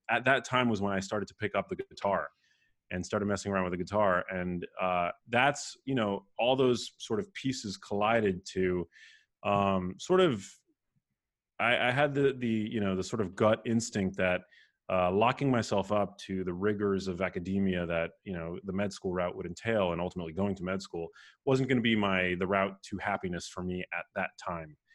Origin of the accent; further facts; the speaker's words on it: New York City, New York, United States; moved away as an adult; also born or lived in Remsenburg, Long Island / Miami; I was, uh, born and raised in New York City, um, in Manhattan, in a neighborhood called Murray Hill